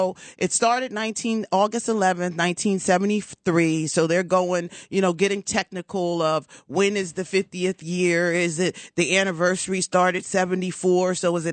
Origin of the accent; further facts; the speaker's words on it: Cherry Hill, New Jersey, United States; I'm half Jewish. Yeah. I'm from Cherry Hill.